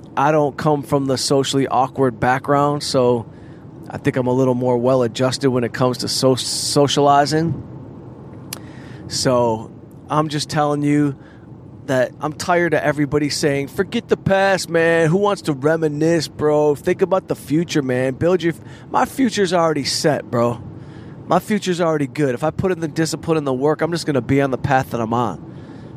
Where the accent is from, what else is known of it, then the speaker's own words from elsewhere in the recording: Southfield, Michigan, United States; moved away as an adult; also born or lived in Arizona; So growing up in Southfield was very middle class, working class in some parts of Southfield